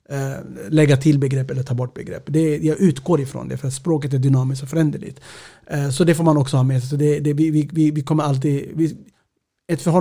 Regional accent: Sweden; Ibland kanske det är viktigt att säga att jag är svensk etiopier identitet är flytande.

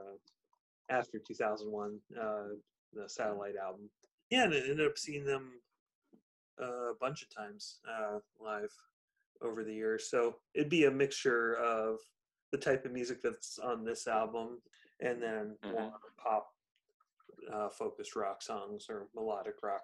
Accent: San Diego, California, United States; the San Diego music scene, because they're local to my hometown

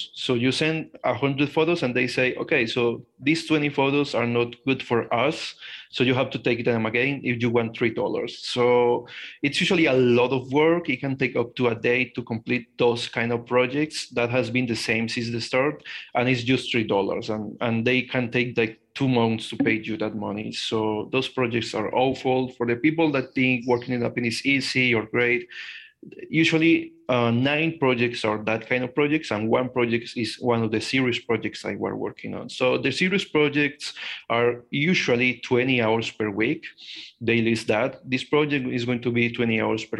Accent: Colombia; I am a Colombian guy. I am 23 years old. I was born and grown in Colombia

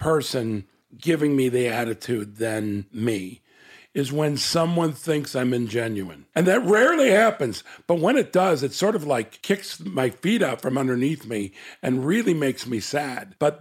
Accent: Chicago, Illinois, United States; I was born in Chicago, Illinois

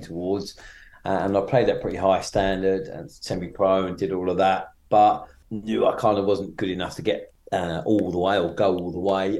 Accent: Maidstone, South East England, United Kingdom; I grew up in Maidstone in Kent

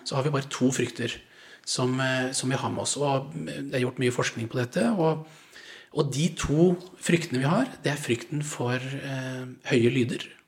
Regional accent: Langesund, Vestfold og Telemark, Norway; moved away; also born or lived in Haugesund; jeg kom fra Langesund

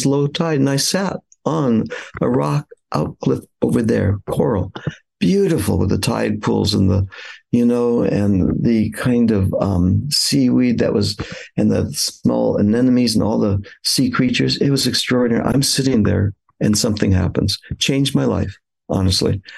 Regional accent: Los Angeles, California, United States; I grew up in California, in the San Fernando Valley suburb of Los Angeles

